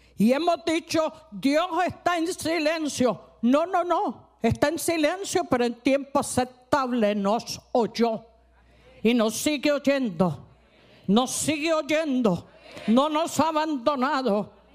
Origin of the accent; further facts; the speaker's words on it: Cali, Valle del Cauca, Colombia; yo no soy costeña, soy caleña